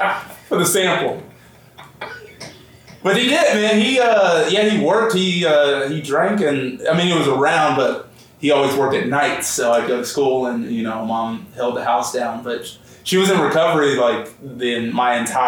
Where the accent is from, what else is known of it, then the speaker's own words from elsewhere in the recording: Carmel, Indiana, United States; I grew up in Carmel, Indiana.